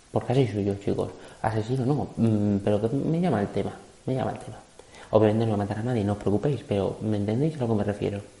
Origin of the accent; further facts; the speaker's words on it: Extremadura, Spain; yo soy extremeño, no tengo por qué saber inglés, pero bueno.